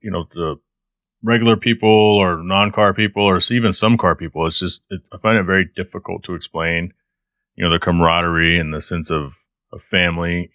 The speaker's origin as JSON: {"language": "English", "town": "Garland", "region": "Texas", "country": "United States", "tie": "born or raised there", "also_born_or_lived": "Savannah, Georgia / Douglasville, Georgia", "moved": "as an adult", "lives_now": "Michigan, United States", "said": "before my family moved to Texas, which is where I went from kindergarten all the way through, you know, nineteen ninety-nine when I moved to Michigan"}